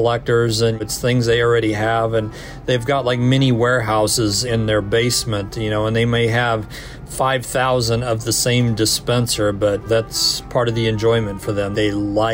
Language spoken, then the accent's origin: English; Kansas City, Missouri, United States; moved away as an adult; now in Connecticut, United States; I'm actually from Kansas City